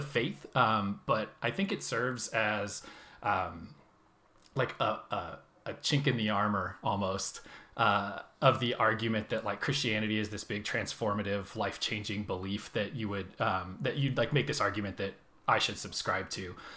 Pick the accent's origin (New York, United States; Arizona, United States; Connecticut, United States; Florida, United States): Arizona, United States; Phoenix; moved away as an adult; now in Seattle, United States; I am from Phoenix, Arizona originally. Spent the vast majority of my life there so far.